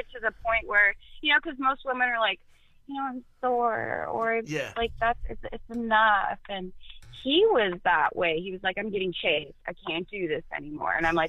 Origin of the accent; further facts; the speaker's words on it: Arizona, United States; he lived in a cul-de-sac here in Arizona, because I'm from Arizona, so it's all desert just for, like, miles.